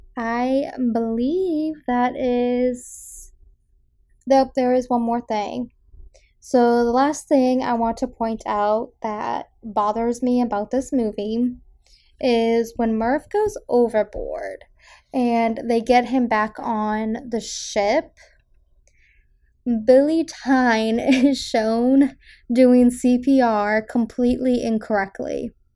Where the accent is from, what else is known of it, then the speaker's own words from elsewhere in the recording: South Shore, Massachusetts, United States; I am from the South Shore